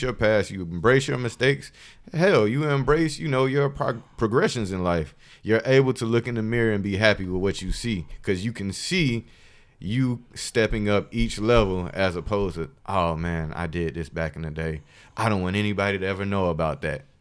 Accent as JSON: {"language": "English", "town": "Columbus", "region": "Georgia", "country": "United States", "said": "I'm from Columbus, Georgia, by the way. Shout out to seven oh six."}